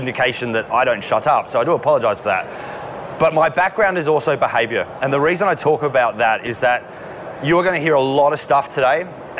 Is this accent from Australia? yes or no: yes; Australia; as an Australian male